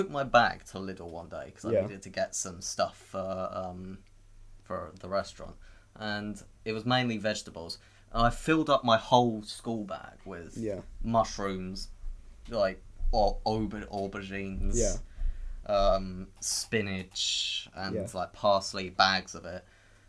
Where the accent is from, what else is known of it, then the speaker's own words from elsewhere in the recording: United Kingdom; Look, I'm very British, okay? I'm very British.